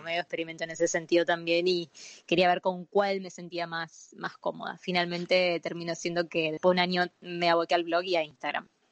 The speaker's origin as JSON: {"language": "Spanish", "region": "Buenos Aires", "country": "Argentina", "said": "soy porteño"}